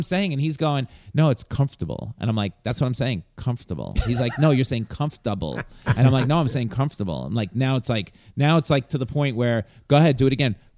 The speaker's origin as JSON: {"language": "English", "region": "New York", "country": "United States", "accent": "New York", "said": "my New York accent is water"}